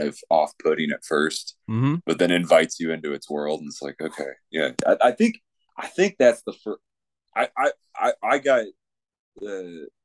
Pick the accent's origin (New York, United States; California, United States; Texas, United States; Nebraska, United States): Nebraska, United States; Grand Island; also born or lived in Lincoln, Nebraska / Omaha, Nebraska; I grew up in Grand Island, which is 2 hours west of here, small town